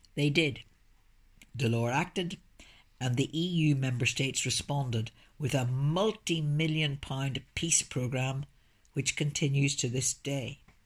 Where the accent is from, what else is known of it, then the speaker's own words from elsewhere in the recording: Belfast, Northern Ireland, United Kingdom; also born or lived in Brussels; I'm from Northern Ireland, and I was born in Belfast before the trouble started